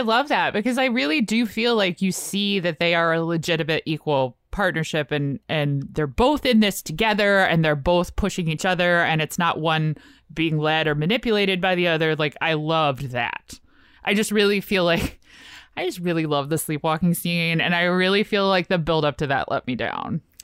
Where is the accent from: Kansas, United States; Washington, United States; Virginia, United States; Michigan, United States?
Virginia, United States; Richmond; I'm from Richmond, and we had, like, the theater that showed the indie movies